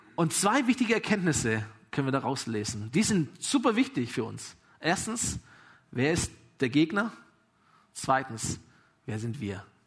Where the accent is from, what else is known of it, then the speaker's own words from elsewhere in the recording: Germany; ich bin Deutscher